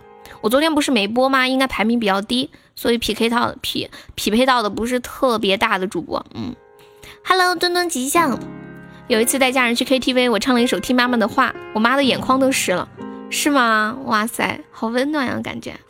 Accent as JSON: {"language": "Chinese", "region": "Northeast China", "country": "China", "accent": "Northeastern", "said": "嗯，这东北口音，那可不，他们都说我是东北的，这儿完全没有疑问。"}